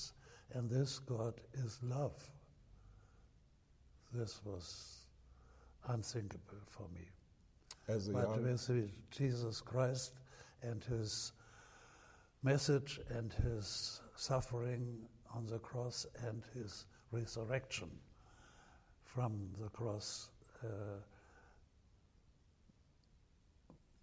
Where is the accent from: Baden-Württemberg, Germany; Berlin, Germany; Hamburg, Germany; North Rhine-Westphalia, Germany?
Hamburg, Germany; also born or lived in Scotland; experienced the destruction of my hometown, Hamburg